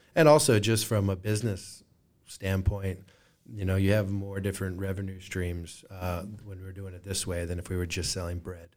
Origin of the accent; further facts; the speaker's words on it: Moline, Illinois, United States; now in Rock Island, United States; I was born and raised in Moline